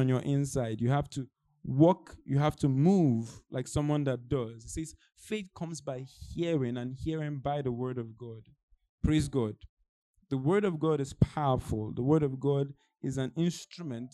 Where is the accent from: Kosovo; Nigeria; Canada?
Nigeria; moved away; I'm Nigerian. It's like me return back to Nigeria